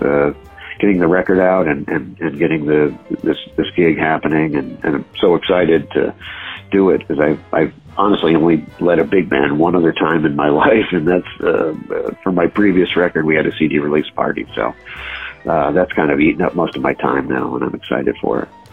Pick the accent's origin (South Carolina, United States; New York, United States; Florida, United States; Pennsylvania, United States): New York, United States; Binghamton; I was born in Binghamton, New York, uh, which uh, kind of a middle of nowhere place, but uh, there must have been something in the water uh, in the late 70s, early 80s when I was in junior high and high school